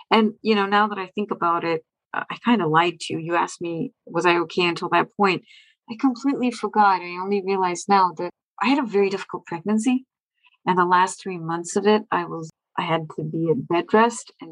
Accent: India; now in Boston, United States; I'm from India. I live in I live near Boston in Massachusetts.

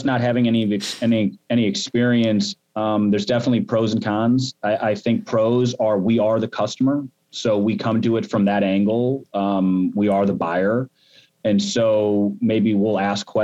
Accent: Midwest, United States; also born or lived in St. Louis, Missouri; we grew up in the Midwest, we're in St. Louis

